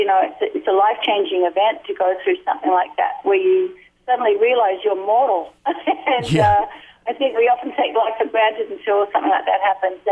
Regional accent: Australia; moved away; also born or lived in California

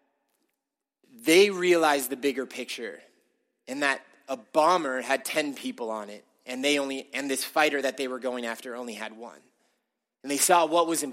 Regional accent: California, United States; I grew up in California

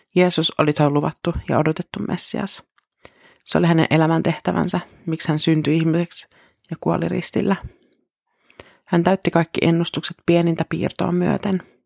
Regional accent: Finland; Meille suomalaisille totuus on tosi tärkeä

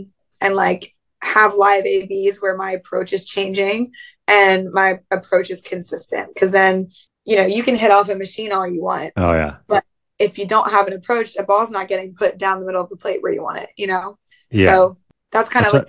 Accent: Pennsylvania, United States; I'm from Pennsylvania.

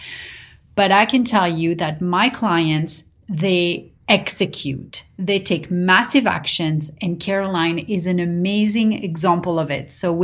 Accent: Paris, Île-de-France, France; now in United States; growing up in Paris

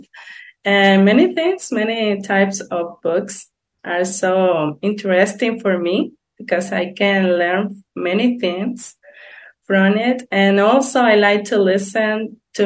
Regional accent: Dominican Republic; English is a second language; I'm from Dominican Republic. I live here in Dominican Republic.

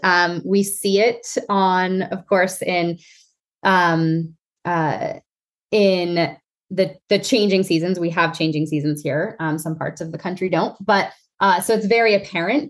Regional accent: New Jersey, United States; now in Pennsylvania, United States; growing up in North Jersey

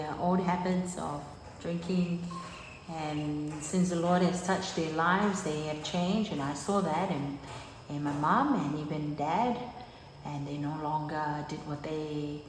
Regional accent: Avarua, Rarotonga, Cook Islands; also born or lived in Pukapuka; I was born in Pukupuka, but raised up here in Pūe Estates, Avarua

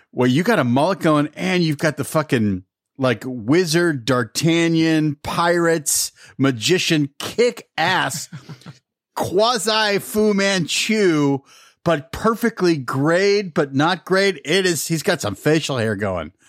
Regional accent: Pittsburgh, Pennsylvania, United States; when I was a kid, uh, growing up in Pittsburgh, Pennsylvania

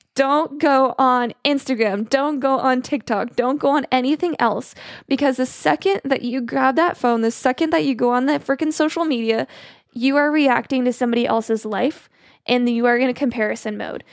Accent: Arizona, United States; moved away as an adult; now in Missouri, United States; I'm from Arizona. I moved to Missouri for him.

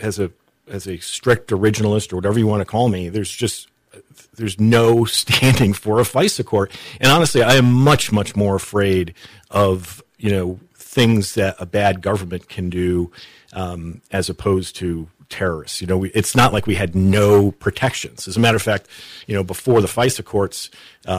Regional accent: New England, United States; I grew up in New England

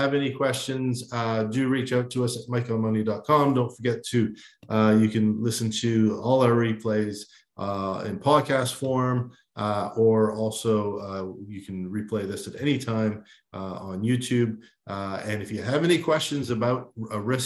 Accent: Canada

